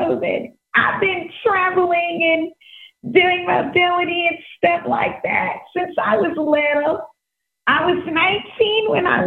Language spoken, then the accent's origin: English; Texas, United States; I'm from Texas